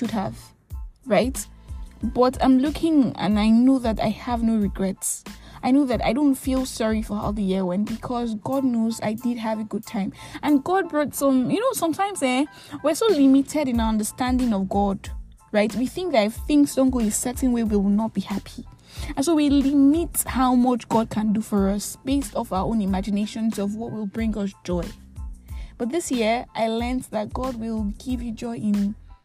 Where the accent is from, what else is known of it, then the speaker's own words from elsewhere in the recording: Nigeria; I am that Nigerian Christian